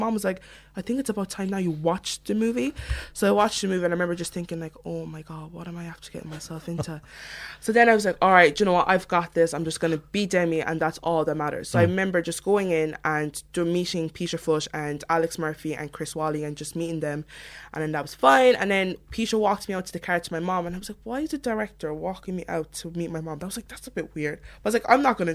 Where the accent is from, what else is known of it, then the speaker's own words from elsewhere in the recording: Cork, Munster, Ireland; accent: Cork; I speak like this at home